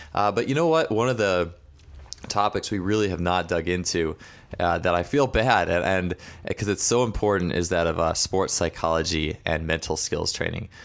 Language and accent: English; Wisconsin, United States; We're actually both from Wisconsin